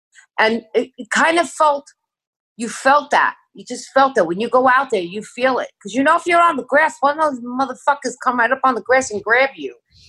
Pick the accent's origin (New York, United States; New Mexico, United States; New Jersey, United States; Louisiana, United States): New York, United States; I'm a New Yorker.